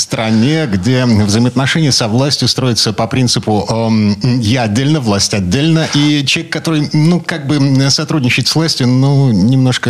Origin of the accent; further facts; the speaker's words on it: Kirov Oblast, Russia; moved away; У меня на родине, в Кировской области